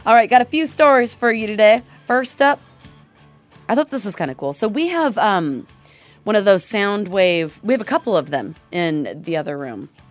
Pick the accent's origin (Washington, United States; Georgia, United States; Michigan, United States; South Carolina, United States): Washington, United States; Seattle; I grew up in the Northwest and I grew up around Seattle